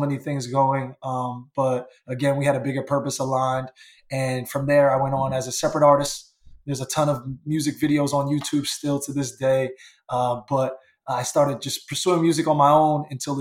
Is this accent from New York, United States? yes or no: yes; New York, United States; as a teenager growing up in New York